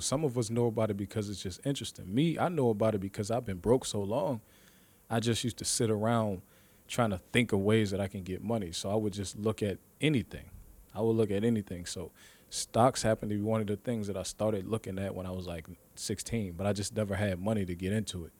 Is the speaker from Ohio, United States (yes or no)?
yes; Ohio, United States; we're from Ohio, three three oh